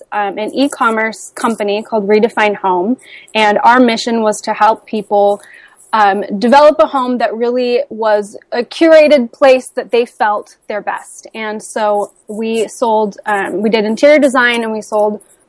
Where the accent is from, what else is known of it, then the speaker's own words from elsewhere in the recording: Midwest, United States; I grew up in the Midwest, where the work ethic values are taught very strongly